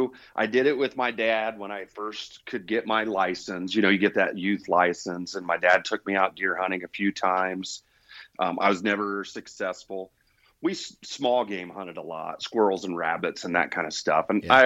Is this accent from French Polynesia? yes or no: no; Indiana, United States; So I was born and raised in Indiana and lived there pretty much all the way through into adult life.